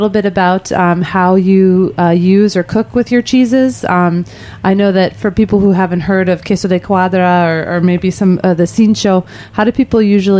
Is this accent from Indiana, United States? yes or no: no; outside of Chicago, Illinois, United States; now in New York, United States; I grew up outside of Chicago